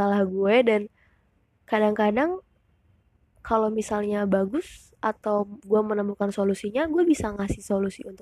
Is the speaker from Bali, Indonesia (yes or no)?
yes; Bali, Indonesia; moved away as an adult; now in Jakarta, Indonesia; gue dari Bali iya gue born and raised in Bali terus gue kuliah merantau di Jakarta dan sekarang gue 19 tahun gue kuliah di salah satu universitas negeri di Jakarta